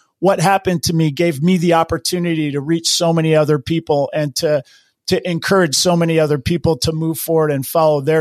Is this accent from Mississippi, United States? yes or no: no; Hawaii, United States; I grew up in Hawaii and I grew up surfing